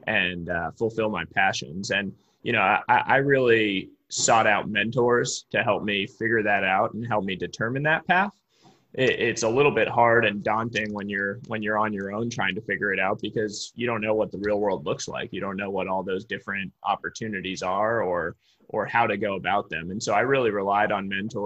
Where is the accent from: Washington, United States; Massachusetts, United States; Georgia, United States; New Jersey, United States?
Massachusetts, United States; Cambridge; moved away as an adult; now in Palo Alto, United States; Family lives in Boston, Massachusetts, where I grew up. My father's a professor at Harvard University, so I grew up right just outside Cambridge